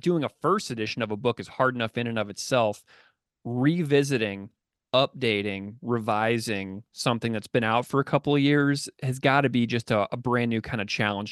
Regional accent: St. Louis, Missouri, United States; I grew up in St. Louis, a city with a rich ska past

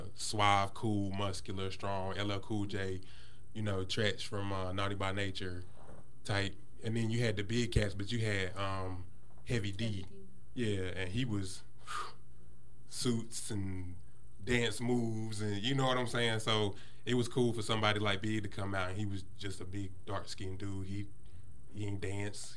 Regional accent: Greensboro, North Carolina, United States; now in Asheboro, United States; I'm originally from Greensboro.

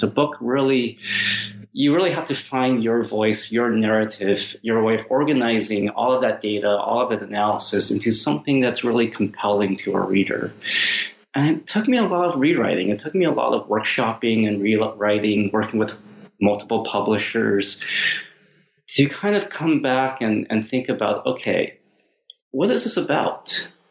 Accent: Seattle, Washington, United States; a Chinese American kid growing up in Seattle

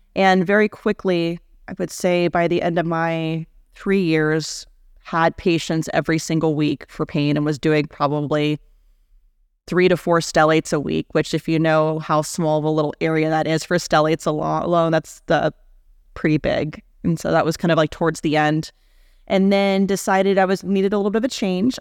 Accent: Houston, Texas, United States; also born or lived in Atlanta, Georgia; born and raised in Houston, Texas, but raised by two New Yorkers, so I talk at the speed of light, but I say words like y'all

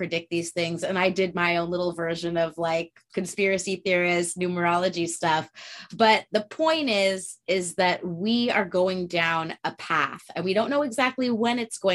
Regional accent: Santa Barbara, California, United States; there was a statue that I grew up with in Santa Barbara

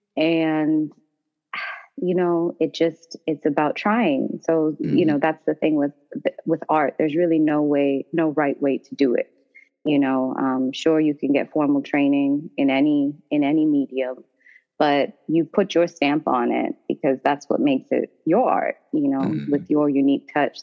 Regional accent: Toronto, Ontario, Canada; moved away as an adult; now in Washington, DC, United States; I'm actually originally from Toronto, Ontario, Canada

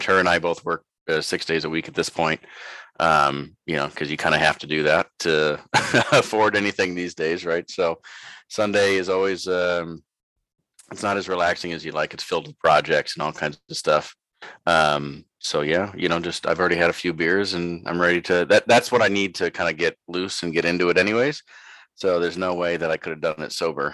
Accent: Canandaigua, New York, United States; moved away as an adult; also born or lived in Farmington, New York / Toronto, Canada; now in Florida, United States; I grew up in Canandaigua, New York, Farmington and Canandaigua

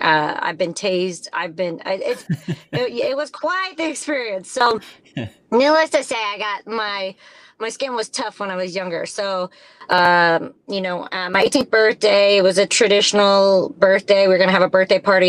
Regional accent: southern Indiana, United States; So we moved southern Indiana to 188 acres on a farm.

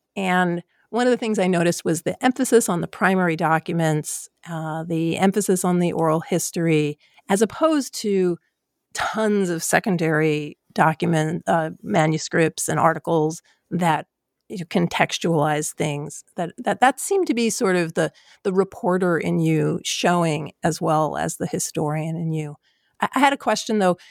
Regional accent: New York City, New York, United States; I am from New York. I'm from Queens

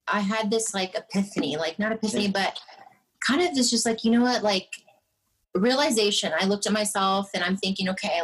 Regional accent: California, United States; moved away; also born or lived in Michigan; they had moved to California, and I was born and raised there.

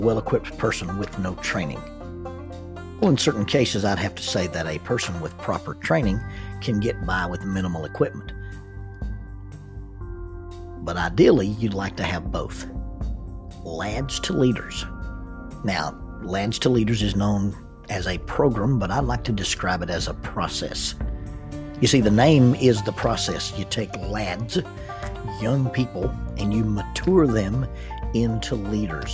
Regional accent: the South, United States; accent: southern; in my southern accent, it comes out as buenos dias

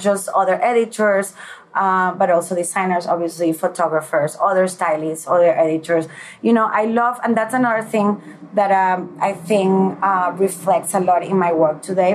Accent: Puerto La Cruz, Anzoátegui, Venezuela; moved away; also born or lived in Caracas, Venezuela / Milan, Italy / Spain; when I was nine years old, I moved to Puerto La Cruz

